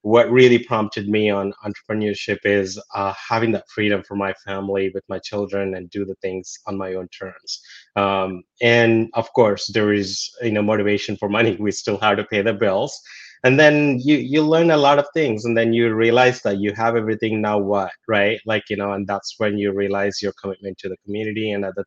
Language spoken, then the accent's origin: English; India; moved away; growing up in India, you know, the basics necessities wasn't there.